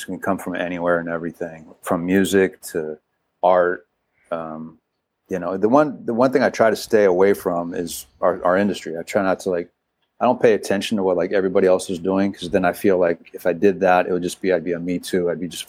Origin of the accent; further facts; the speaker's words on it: San Francisco, California, United States; I grew up in San Francisco. I'm a Giants fan